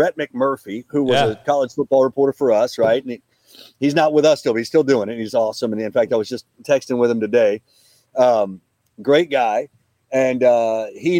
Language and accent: English; Tulsa, Oklahoma, United States; moved away as an adult; also born or lived in Kalispell, Montana / Lincoln, Nebraska; I worked in my hometown of Tulsa for a couple of years